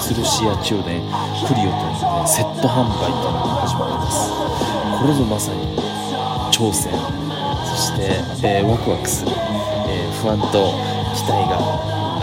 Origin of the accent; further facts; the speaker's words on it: Satsuma Peninsula, Kagoshima, Japan; moved away as an adult; now in Ōsumi Peninsula, Japan; 薩摩半島で生まれ育った人間